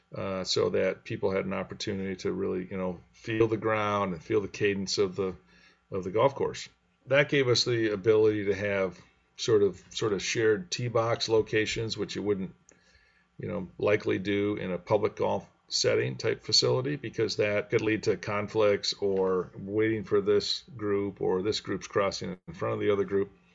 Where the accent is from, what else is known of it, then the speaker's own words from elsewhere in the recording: Grand Rapids, Michigan, United States; I grew up in Grand Rapids